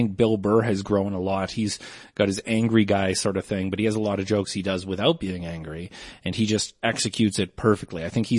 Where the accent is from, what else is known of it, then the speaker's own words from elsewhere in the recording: Canada; I'm a Canadian.